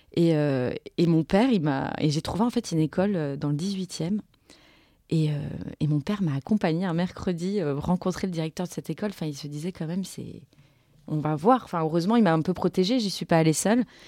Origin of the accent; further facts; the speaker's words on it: Montreuil, Île-de-France, France; moved away as an adult; je suis née en 83 à Montreuil. Et en fait, on n'a jamais quitté Montreuil.